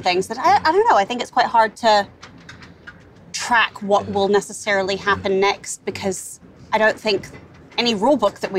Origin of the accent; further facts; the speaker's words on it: Wellington, New Zealand; also born or lived in New York, United States; now in Los Angeles, United States; Wellington. I grew up in Wellington.